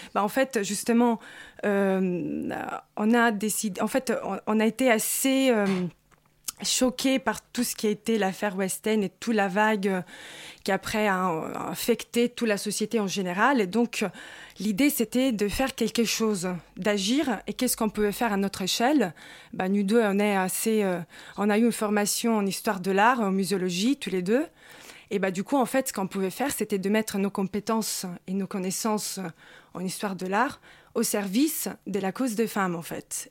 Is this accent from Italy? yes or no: yes; Rome, Lazio, Italy; now in Paris, France; je suis italienne et romaine